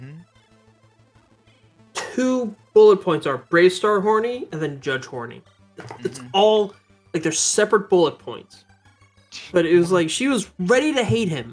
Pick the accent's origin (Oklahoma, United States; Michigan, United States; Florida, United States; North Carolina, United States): Florida, United States; also born or lived in Mississippi / New Jersey; I'm from Jersey, but, you know, I was born in Mississippi, and I've lived in Florida my life.